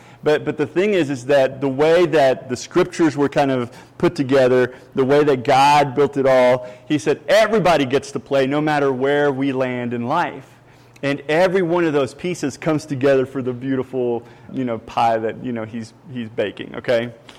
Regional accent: Puerto Rico; English is a second language; also born or lived in Kentucky; now in Texas, United States; And now I'm originally from Puerto Rico. I ended up in Kentucky. That's where I met my Southern Belle over there. She taught me English. I got a little bit of a hick accent.

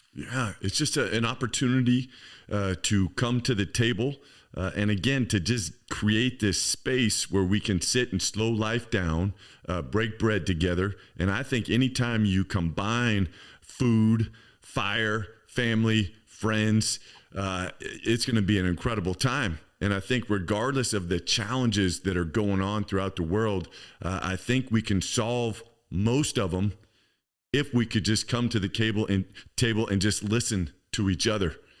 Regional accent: Campbell, California, United States; I grew up in Campbell, um, which is right inside San Jose

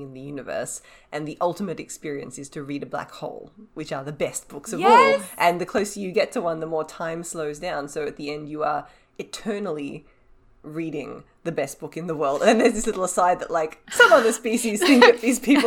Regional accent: Australia; as an Australian

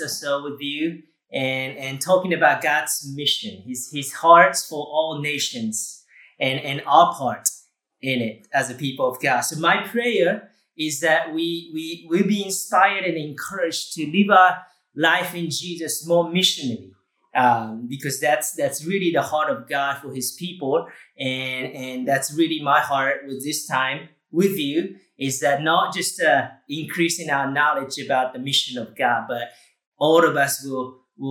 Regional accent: Japan; moved away; I grew up in Japan and totally unchurched.

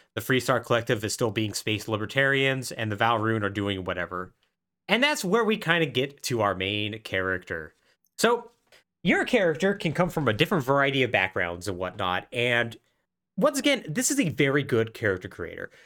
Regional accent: Southwest, United States; I grew up in the Southwest

